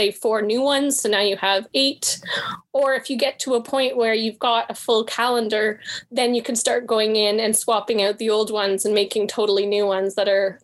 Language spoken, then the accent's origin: English; Canada; I'm Canadian